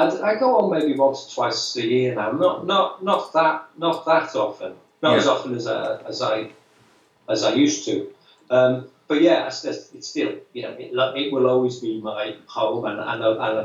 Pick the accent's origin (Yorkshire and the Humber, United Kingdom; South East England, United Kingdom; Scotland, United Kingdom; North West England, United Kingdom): North West England, United Kingdom; Liverpool; accent: Scouse; moved away as an adult; now in London, United Kingdom; I'm coming from Liverpool, as you say, it's kind of almost like being a nationality.